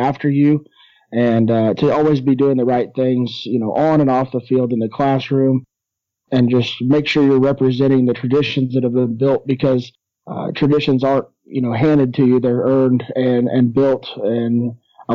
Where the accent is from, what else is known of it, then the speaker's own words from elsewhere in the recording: Shawnee, Oklahoma, United States; Well, I grew up in Shawnee, Oklahoma